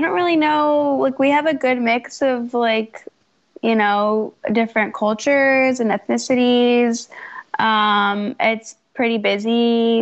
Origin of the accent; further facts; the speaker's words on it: Fairfax County, Virginia, United States; I grew up in Fairfax County, Virginia.